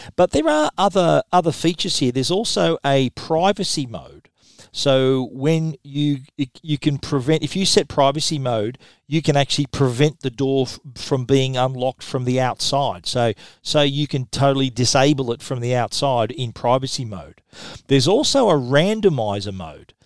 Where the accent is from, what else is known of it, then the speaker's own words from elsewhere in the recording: Australia; accent: Australian; my Australian accent